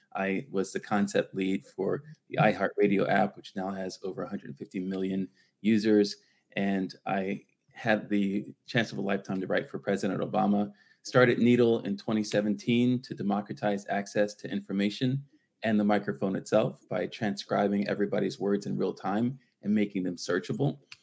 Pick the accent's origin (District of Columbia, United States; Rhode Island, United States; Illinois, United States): District of Columbia, United States; Washington; moved away as an adult; also born or lived in Los Angeles, California; now in Santa Monica, United States; born and raised in Washington D.C., so I'm a D.C. guy still, uh, and 21 years in L.A.